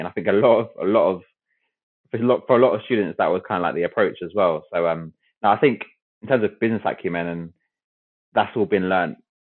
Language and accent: English; London, United Kingdom; I grew up in West London near Wembley.